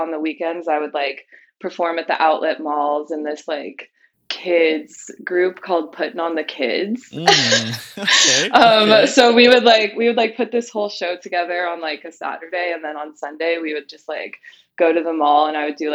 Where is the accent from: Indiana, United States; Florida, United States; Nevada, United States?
Nevada, United States; Las Vegas; I grew up in Las Vegas.